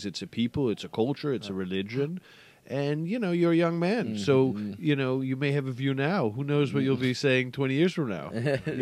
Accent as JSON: {"language": "English", "country": "Denmark", "tie": "born or raised there", "moved": "yes", "lives_now": "London, United Kingdom", "said": "originally from Denmark. Well, I say that, and it is true in the sense that I was born here"}